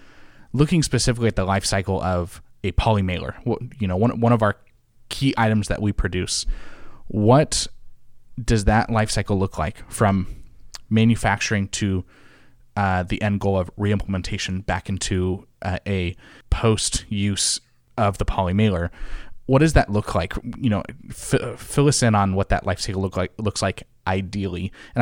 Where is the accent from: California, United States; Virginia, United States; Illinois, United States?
California, United States; Channel 9 for me in the Bay Area where I grew up.